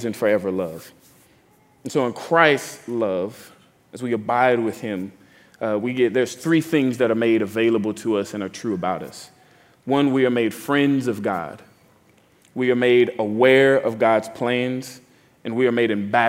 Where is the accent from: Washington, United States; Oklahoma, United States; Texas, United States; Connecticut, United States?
Texas, United States; now in New Orleans, United States; I'm from Texas